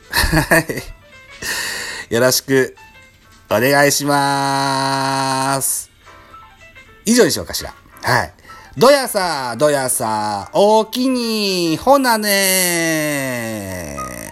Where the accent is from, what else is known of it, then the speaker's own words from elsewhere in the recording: Shimane, Japan; moved away as an adult; also born or lived in Kyoto, Japan; 僕は島根県生まれの柴根県育ちではありますが、実は大学が京都でしてね